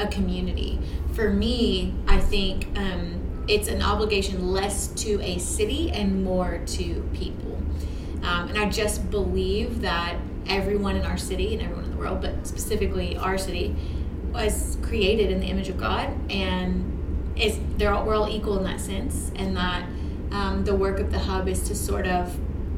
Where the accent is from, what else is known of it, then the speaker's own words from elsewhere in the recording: Shreveport, Louisiana, United States; I was born and raised here in Shreveport